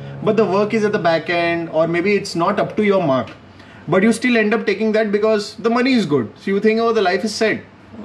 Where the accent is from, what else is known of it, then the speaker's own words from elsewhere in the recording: Vadodara, Gujarat, India; moved away; I am from Baroda